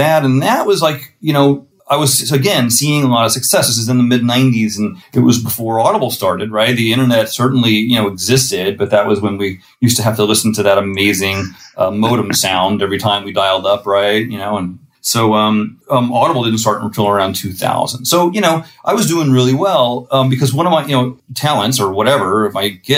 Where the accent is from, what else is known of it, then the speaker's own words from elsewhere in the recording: Missouri, United States; moved away as an adult; now in New York, United States; I'm from Missouri